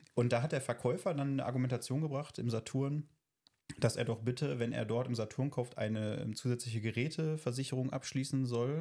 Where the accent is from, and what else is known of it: North Rhine-Westphalia, Germany